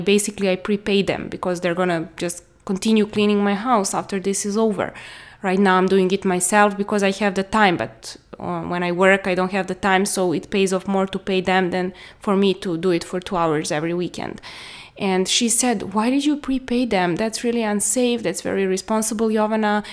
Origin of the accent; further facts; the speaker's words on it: Serbia; I'm from Serbia.